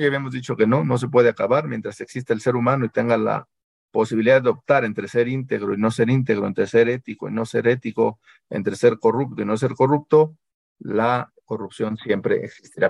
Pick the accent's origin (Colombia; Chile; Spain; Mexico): Mexico; porque somos mexicanos y porque siempre hemos vivido así